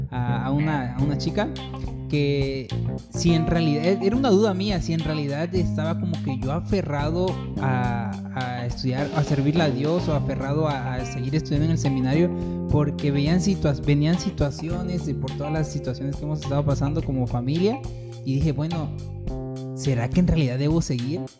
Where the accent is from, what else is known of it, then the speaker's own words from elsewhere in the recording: Arriaga, Chiapas, Mexico; born there; De aquí de Arriaga.